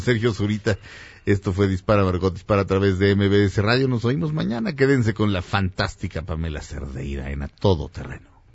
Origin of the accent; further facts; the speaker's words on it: Mexico City, Mexico; soy de la Jardín Balbuena, es, realmente es la colonia, se llama la colonia del parque